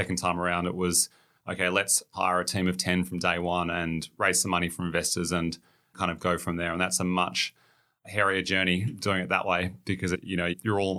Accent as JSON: {"language": "English", "region": "Tasmania", "country": "Australia", "tie": "born or raised there", "said": "So I grew up in Tasmania, finished year 12 down there."}